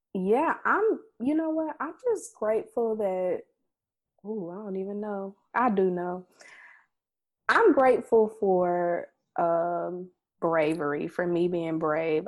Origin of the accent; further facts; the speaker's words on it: Mississippi, United States; we are Black women from Mississippi